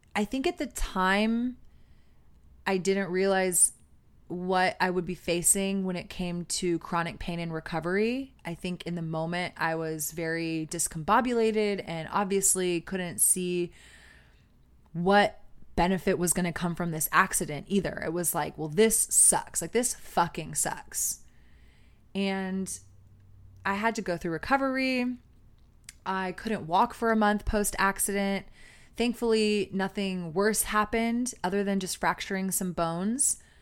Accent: Austin, Texas, United States; growing up in Austin

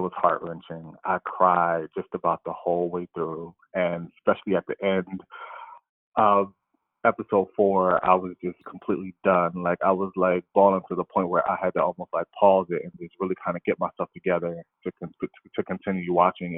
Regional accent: Camden, New Jersey, United States; I grew up in Camden, New Jersey

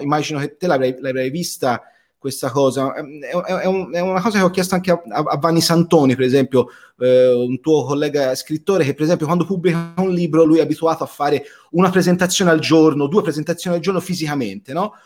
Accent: Florence, Tuscany, Italy; also born or lived in Rome; come si sente dall'accento eh, di Bergamo, io sono, sono, sono fiorentino, molto attaccato alle mie radici

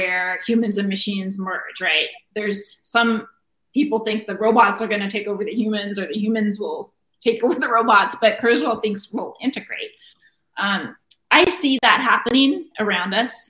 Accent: Cambria, California, United States; now in Sunnyvale, United States; Cambria, California

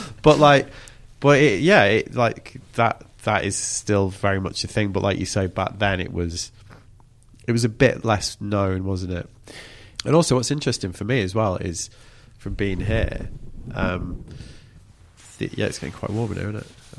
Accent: England, United Kingdom; we're still English enough

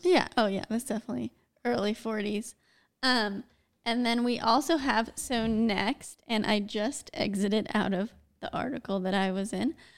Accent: United States; I'm American

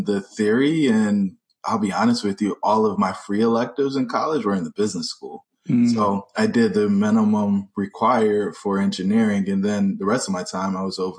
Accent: North Carolina, United States; I grew up in North Carolina

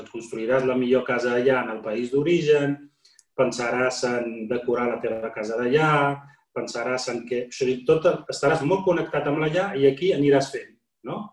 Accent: Morocco; also born or lived in Catalonia; now in Spain; com a marroquí, musulmà, emigrat

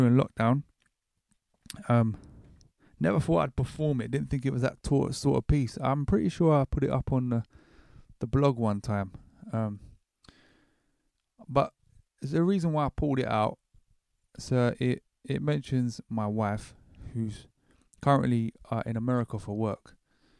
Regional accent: Horley, South East England, United Kingdom; moved away; I grew up in Hawley, which is right next to Gatwick, very close enough I could walk there.

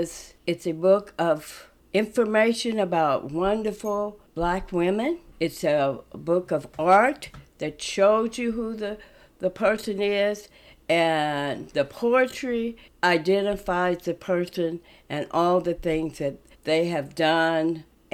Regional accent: Kansas City, Missouri, United States; now in Omaha, United States; I'm originally from Kansas City, Missouri, and I moved here in 1954.

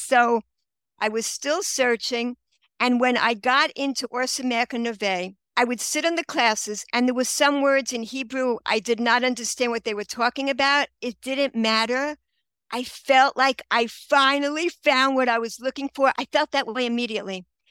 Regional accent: New York City, New York, United States; moved away as an adult; now in Israel; I grew up in Queens, Regal Park

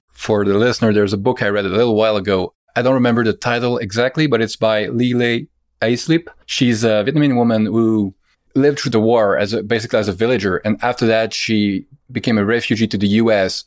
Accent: Canada; as a Canadian

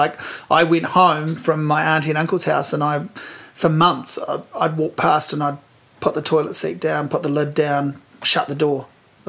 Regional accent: Hawke's Bay, New Zealand; I'm from Hawke's Bay

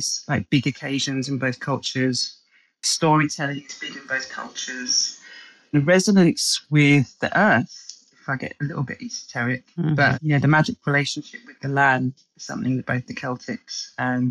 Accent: London, United Kingdom; as you can hear from my accent, I'm English. I don't strongly identify as English as so much as I identify as being a Londoner

